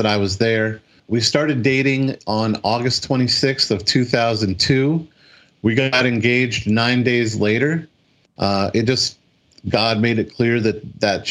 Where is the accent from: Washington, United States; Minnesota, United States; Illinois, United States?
Washington, United States; moved away as an adult; also born or lived in Dayton / Seattle / Taiwan / Maryland; moved back to Washington State